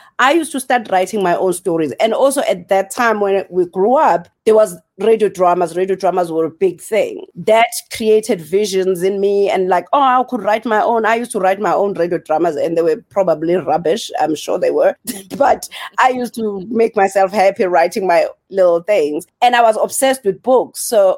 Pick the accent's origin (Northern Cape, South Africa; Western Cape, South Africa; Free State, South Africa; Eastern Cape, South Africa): Eastern Cape, South Africa; also born or lived in Welkom / KwaZulu-Natal; now in Margate, South Africa; So we grew up in the Eastern Cape, but then we moved to KZN. So I'm from the South Coast right now in Margate. But we grew up all over because my family just traveled. Like, I was born in Welkom.